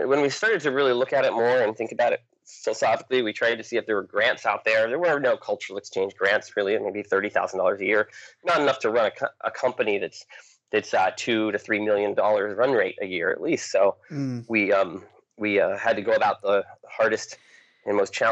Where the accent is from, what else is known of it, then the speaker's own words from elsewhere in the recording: New Hampshire, United States; also born or lived in Maine; I grew up in New Hampshire, the state of New Hampshire